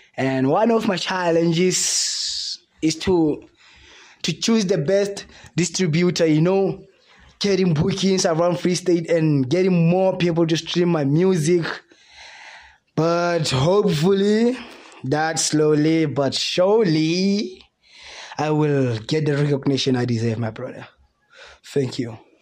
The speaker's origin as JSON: {"language": "English", "region": "Free State", "country": "South Africa", "tie": "born or raised there", "said": "23-year-old artist born and raised in Free, Free State"}